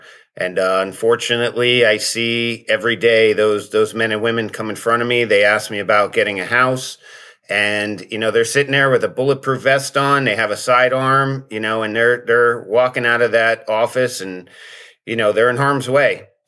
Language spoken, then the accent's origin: English; Pennsylvania, United States; moved away; I'm originally from Pennsylvania, but now I live in Florida, like everybody else in the world.